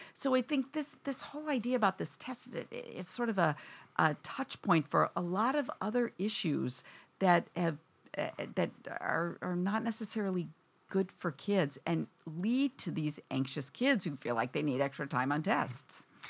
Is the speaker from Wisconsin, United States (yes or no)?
yes; Wisconsin, United States; now in East Coast, United States; I grew up in Wisconsin.